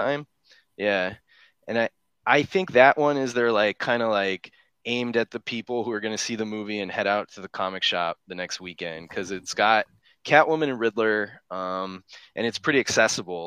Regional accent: Chicago, Illinois, United States; moved away; I'm from Chicago, but I haven't been there

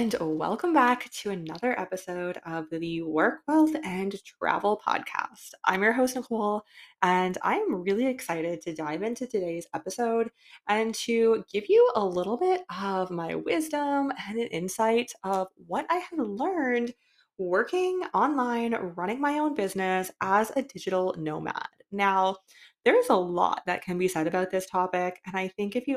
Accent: Canada; moved away; I am from Canada

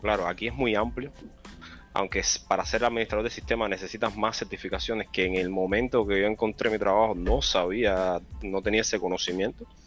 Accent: Cienfuegos, Cuba; moved away as an adult; now in United States; soy de la mejor provincia de Cuba, Cienfuegos

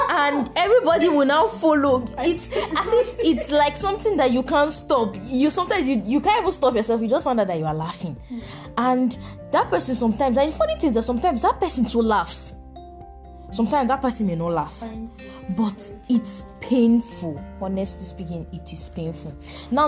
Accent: Nigeria; as an African, in fact, as a Nigerian

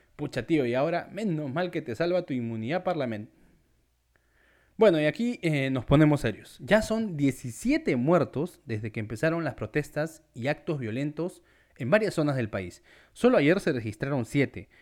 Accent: Peru

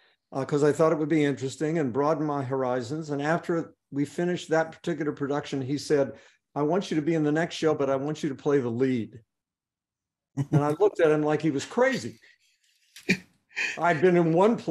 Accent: Beckley, West Virginia, United States; I was born here, grew up here, went to school here.

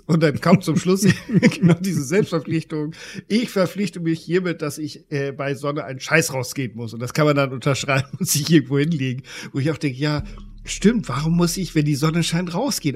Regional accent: Germany; bei uns in Deutschland

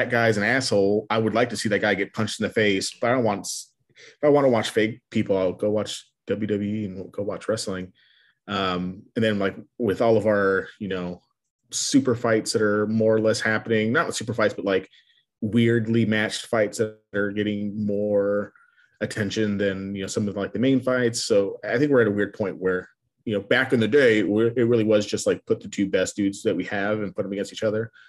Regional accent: El Paso, Texas, United States; growing up in El Paso

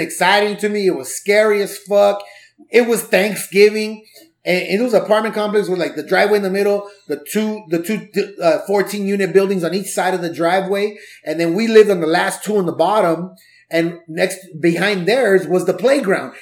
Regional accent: Los Angeles, California, United States; also born or lived in Orange County; I was born in '79, and I grew up in the '80s in LA, in Southeast

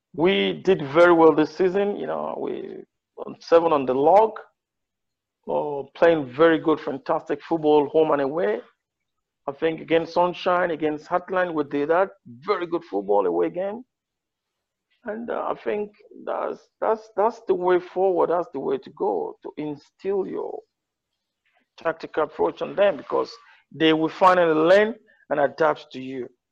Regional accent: Ondo, Nigeria; also born or lived in Spain / England; I'm from Ondo State.

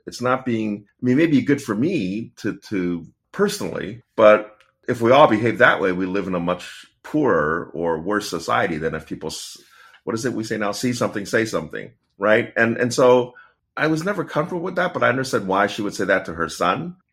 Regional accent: Pittsburgh, Pennsylvania, United States; I was born in Pittsburgh

